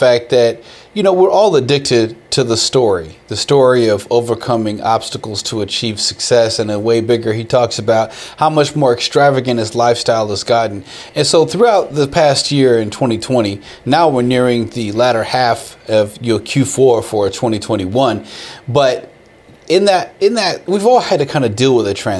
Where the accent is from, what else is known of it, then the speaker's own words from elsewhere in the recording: Austin, Texas, United States; also born or lived in Houston; being an Austin boy, growing up in Austin, Texas